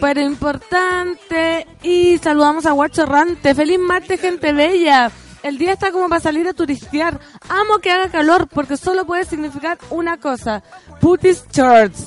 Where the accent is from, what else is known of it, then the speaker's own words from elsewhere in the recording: Aconcagua Valley, Valparaíso, Chile; moved away; soy oriunda del Valle de la Concagua